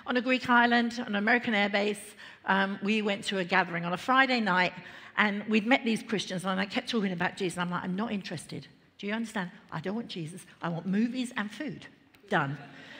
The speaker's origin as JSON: {"language": "English", "region": "London", "country": "United Kingdom", "tie": "born or raised there", "said": "I grew up in London, family of four."}